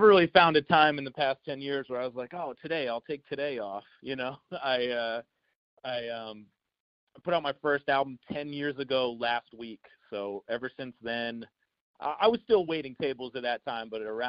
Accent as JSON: {"language": "English", "town": "Wells", "region": "Maine", "country": "United States", "tie": "born or raised there", "also_born_or_lived": "Boston, Massachusetts / Springfield, Massachusetts", "said": "I grew up in Wells, Maine, which is basically on the coast of Maine."}